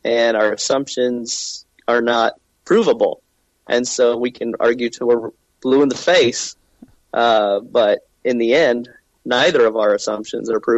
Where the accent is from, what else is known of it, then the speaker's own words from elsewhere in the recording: Indiana, United States; I'm from Indiana